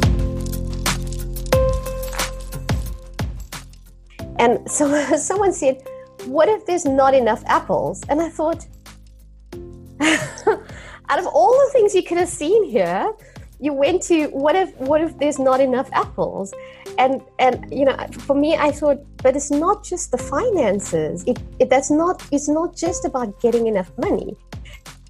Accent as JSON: {"language": "English", "country": "South Africa", "tie": "born or raised there", "said": "growing up in South Africa was quite strange because it was still an apartheid"}